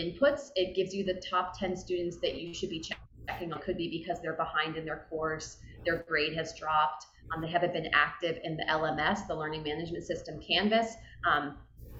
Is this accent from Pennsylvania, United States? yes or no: yes; Pennsylvania, United States; And I grew up in Pennsylvania, and I went to school in Pennsylvania